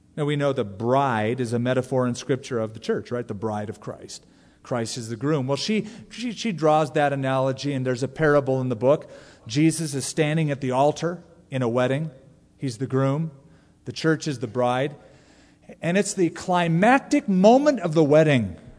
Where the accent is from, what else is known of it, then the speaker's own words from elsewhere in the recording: California, United States; when I was growing up in California